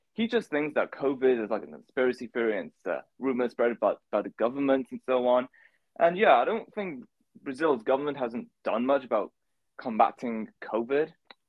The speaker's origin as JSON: {"language": "English", "town": "Manchester", "region": "North West England", "country": "United Kingdom", "tie": "born or raised there", "said": "I've lived in Manchester my whole life, but I do want to like live somewhere else in the future. Every summer, I do go to Goiânia in Brazil just to visit my family, because my mom's Brazilian."}